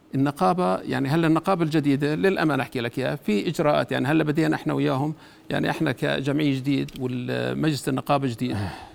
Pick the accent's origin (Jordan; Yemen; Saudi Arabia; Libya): Jordan; انا طبيب اردني